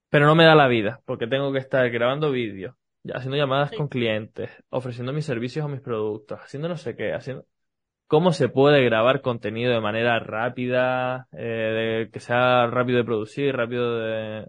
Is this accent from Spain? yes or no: yes; Canary Islands, Spain; accent: Canarian; hablo soy, canario